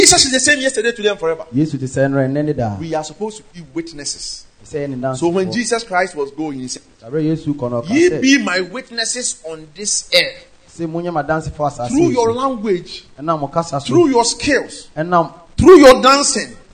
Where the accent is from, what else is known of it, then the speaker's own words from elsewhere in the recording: Ejisu, Ashanti, Ghana; In my hometown, Ejoso